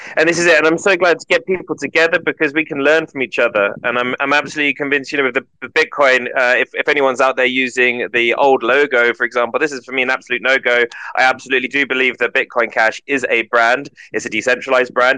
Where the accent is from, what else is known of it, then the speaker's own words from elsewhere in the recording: United Kingdom; I am British, so I didn't learn a second language uh, in the school